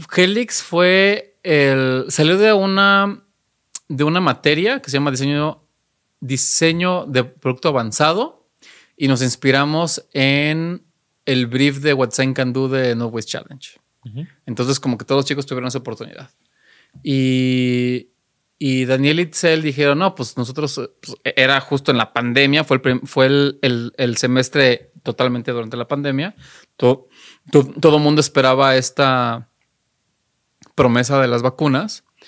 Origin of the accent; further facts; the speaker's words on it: Mexico City, Mexico; also born or lived in Eindhoven, Netherlands; yo soy más chilango